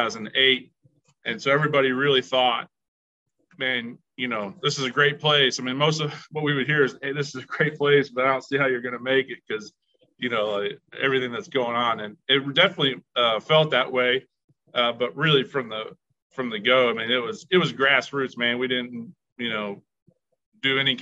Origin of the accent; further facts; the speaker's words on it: Indiana, United States; also born or lived in Chicago; I've grown up in Indiana all my life